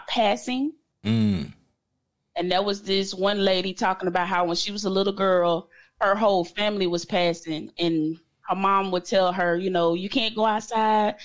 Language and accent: English; Moss Point, Mississippi, United States; born and raised Moss Point, Mississippi. That's where I live now.